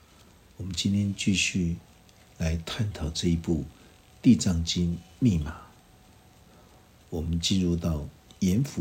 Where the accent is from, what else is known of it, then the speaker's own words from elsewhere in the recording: Taiwan; 我们台湾人经常会有很多的口头口头禅，那些口头禅都是一种呃乡土的一种气息。